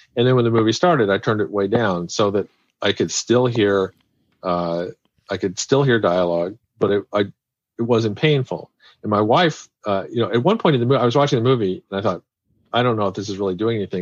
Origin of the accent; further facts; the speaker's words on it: Kansas City, United States; I'm from Kansas City